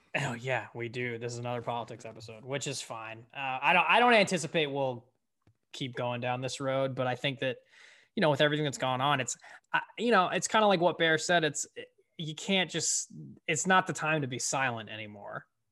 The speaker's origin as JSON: {"language": "English", "region": "Connecticut", "country": "United States", "said": "my home state"}